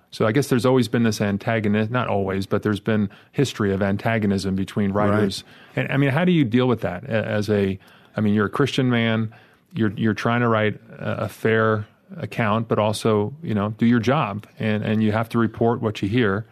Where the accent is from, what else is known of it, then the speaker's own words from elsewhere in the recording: New York, United States; growing up in New York